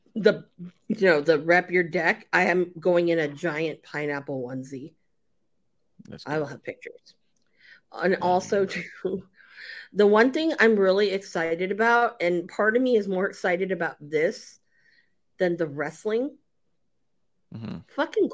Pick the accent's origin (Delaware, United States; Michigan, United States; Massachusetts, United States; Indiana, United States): Delaware, United States; Yeah, I don't smell like chicken and you know, I'm from Delaware.